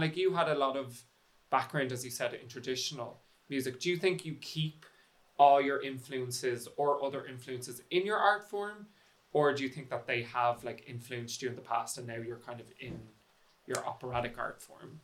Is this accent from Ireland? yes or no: yes; Dublin, Leinster, Ireland; I'm from Dublin